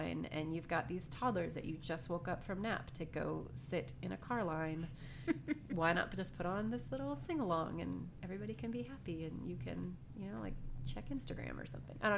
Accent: United States; growing up in America

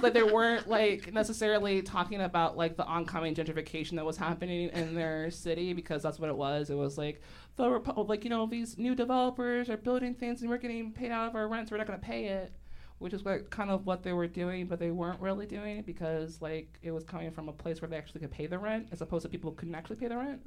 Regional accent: Chicago, Illinois, United States; I grew up in Hyde Park

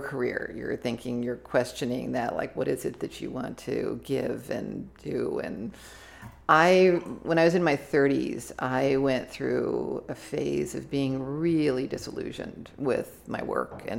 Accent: Santa Barbara, California, United States; moved away; Santa Barbara, mm-hmm. where my hometown.

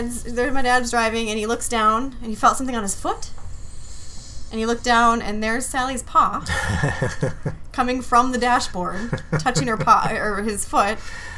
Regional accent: Hibbing, Minnesota, United States; born or raised there; also born or lived in Anchorage, Alaska

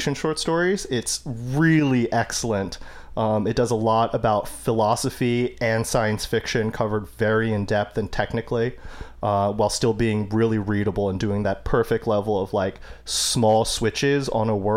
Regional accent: United States; I'm Chinese American, first born of two immigrants

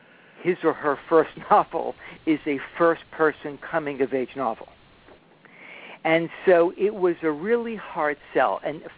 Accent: New York City, New York, United States; also born or lived in Catskills / Bayside, Queens; I was born and raised in the Bronx, but the Catskills is where I grew up.

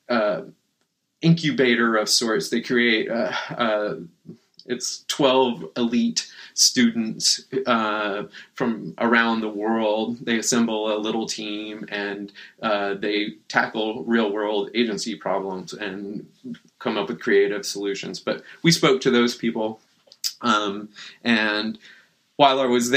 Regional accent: Boerne, Texas, United States; moved away as an adult; also born or lived in San Antonio, Texas; now in Portland, United States; I grew up in the hill country of Texas, a little bitty town called Bernie.

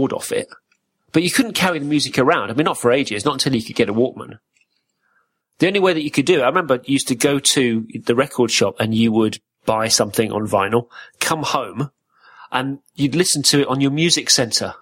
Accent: Corby, East Midlands, United Kingdom; moved away; I grew up in Corby, which is in the Midlands

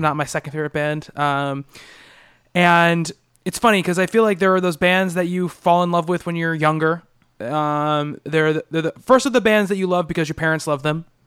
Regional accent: Long Island, New York, United States; growing up on Long Island

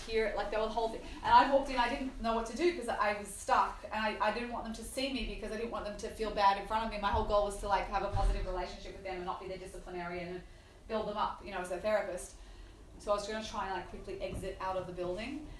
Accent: Australia; I'm Australian

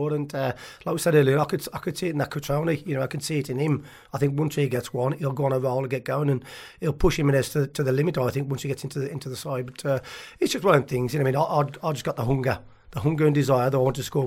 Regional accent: Tipton, West Midlands, United Kingdom; also born or lived in Cannock; I'm from Tipton

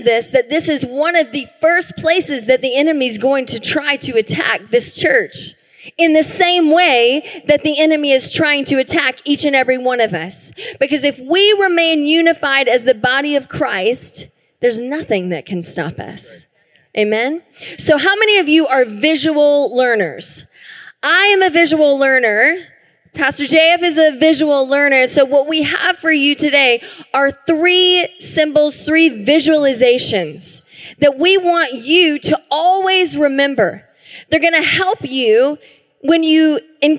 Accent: the South, United States; now in Tacoma, United States; I grew up in the South

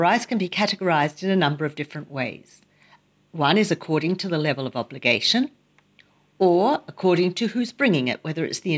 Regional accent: Australia; now in Jerusalem, Israel; I grew up in Australia

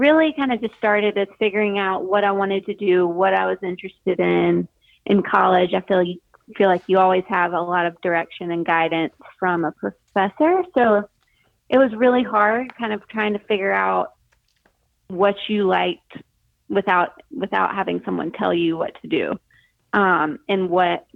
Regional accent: Greenville, South Carolina, United States; also born or lived in Dallas, Texas / Charleston, South Carolina; I am originally from Greenville, South Carolina, which is where I live now.

